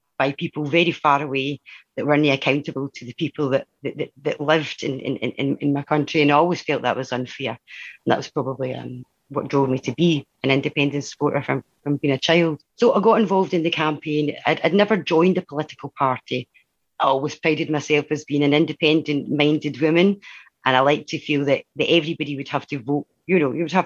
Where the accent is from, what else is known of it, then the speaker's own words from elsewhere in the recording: Dundee, Scotland, United Kingdom; also born or lived in Glasgow; I grew up in the East End of Dundee